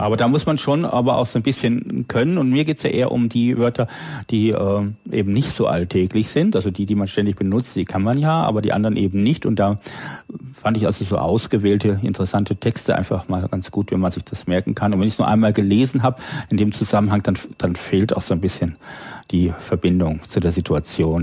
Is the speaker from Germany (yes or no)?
yes; Low German-speaking area, Northern Germany, Germany; first language German; now in Berlin, Germany; meine Muttersprache ist das Hochdeutsche, obwohl ich im dem niederdeutschen Sprachgebiet aufgewachsen bin